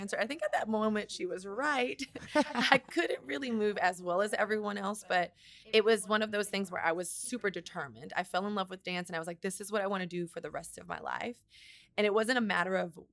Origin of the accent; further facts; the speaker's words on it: Miami, Florida, United States; moved away; also born or lived in New York; I grew up in Miami, Florida, 305